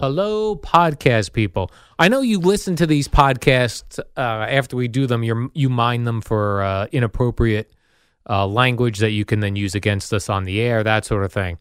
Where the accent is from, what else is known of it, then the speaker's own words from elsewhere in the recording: Colonia, New Jersey, United States; also born or lived in Iselin, New Jersey; we had moved from Isla, New Jersey to Colonia, New Jersey